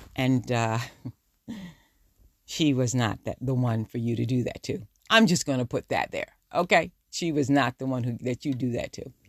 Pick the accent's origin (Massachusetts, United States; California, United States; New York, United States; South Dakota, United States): New York, United States; accent: New Yorker; Do I really have a New Yorker attitude? they say I do. My New Yorker accent